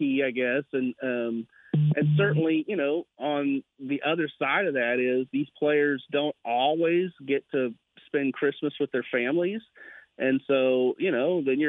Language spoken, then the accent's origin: English; Brenham, Texas, United States; moved away as an adult; now in Waco, United States; I was a sports editor at my hometown paper in Brenham